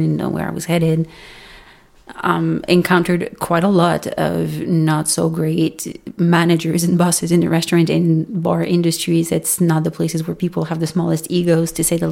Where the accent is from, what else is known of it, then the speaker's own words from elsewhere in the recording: Montreal, Quebec, Canada; first language French; English is a second language; also born or lived in Alberta; I'm from Montreal, Canada. French is my first language. English is my second language.